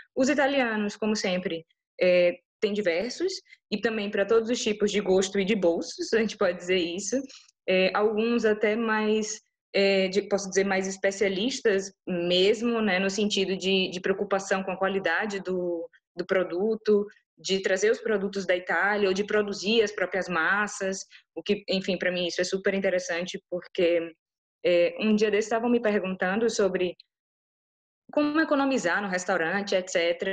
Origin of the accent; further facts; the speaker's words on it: Bahia, Brazil; now in Lisbon, Portugal; eu, como uma boa baiana